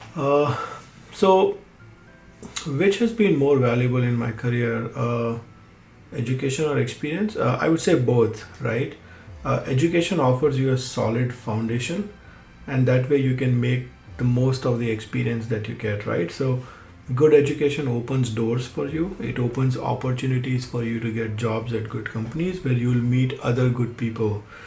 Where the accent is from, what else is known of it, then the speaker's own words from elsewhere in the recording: Udaipur, Rajasthan, India; moved away as an adult; now in Los Angeles, United States; I grew up in Udaipur in a joint family